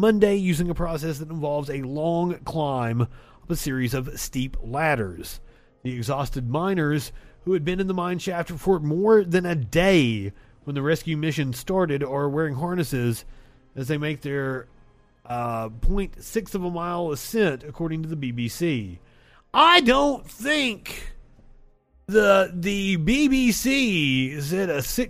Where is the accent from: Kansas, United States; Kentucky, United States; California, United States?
Kentucky, United States; Eastern; I'm from Eastern Kentucky